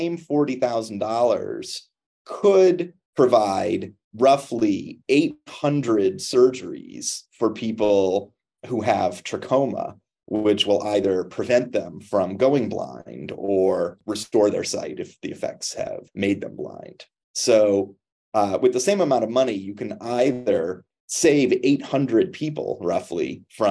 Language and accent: English; Cleveland, Ohio, United States; moved away; I grew up just outside of Cleveland, Ohio